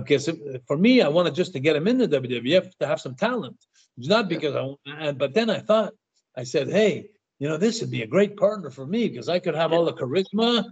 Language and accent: English; Montreal, Quebec, Canada; I come from Montreal